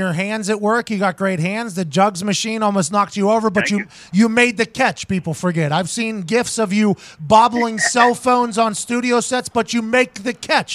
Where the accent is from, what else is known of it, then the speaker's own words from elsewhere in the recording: Pittsburgh, Pennsylvania, United States; I grew up in Pittsburgh, Pennsylvania, hockey town, USA.